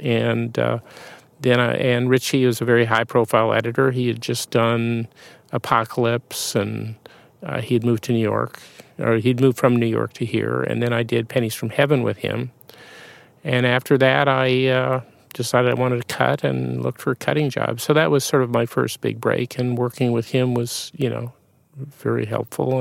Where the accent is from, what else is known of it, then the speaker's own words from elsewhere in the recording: Winnipeg, Manitoba, Canada; moved away; I grew up in Canada, yeah, in Winnipeg